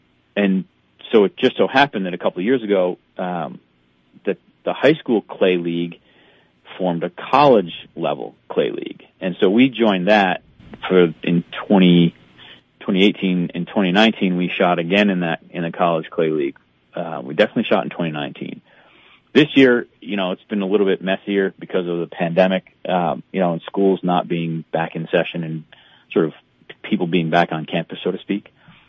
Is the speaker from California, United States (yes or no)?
no; Connecticut, United States; now in Bemidji, United States; I came from Connecticut where, you know, where they don't necessarily have the same outlook on hunting and fishing and stuff like that.